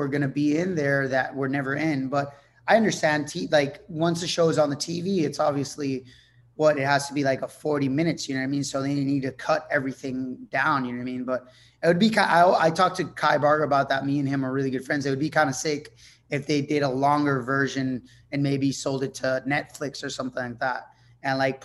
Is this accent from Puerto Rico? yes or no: yes; Puerto Rico; first language Spanish; English is a second language; I'm from Puerto Rico. We live on a super small island